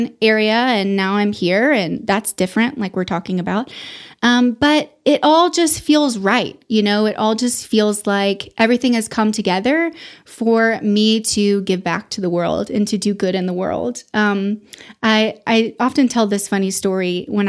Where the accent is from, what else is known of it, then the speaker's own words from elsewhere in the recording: Memphis, Tennessee, United States; born there; also born or lived in Houston / East Texas / Austin; So I was born in Memphis, Tennessee.